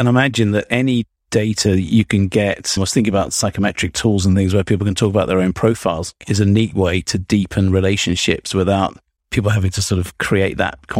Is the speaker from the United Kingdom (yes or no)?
yes; United Kingdom; speaking as a Brit